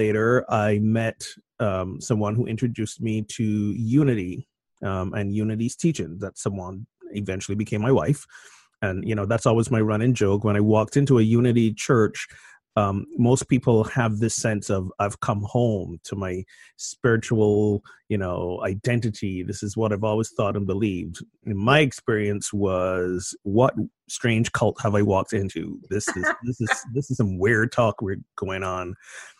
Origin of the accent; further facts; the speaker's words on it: Barbados; moved away as an adult; now in Amesbury, United States; But I'm originally from Barbados, and I was born and I grew up there